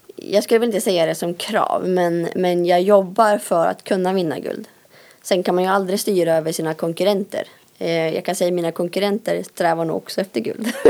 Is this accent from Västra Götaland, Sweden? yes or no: no; Älandsbro, Västernorrland County, Sweden; moved away; jag kommer från Älandsbro. Eh, där har jag bott och växt upp.